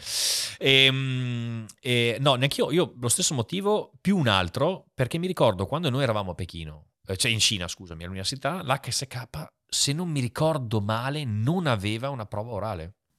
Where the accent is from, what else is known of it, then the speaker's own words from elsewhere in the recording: Italy; moved away as an adult; also born or lived in China; sono nato in Italia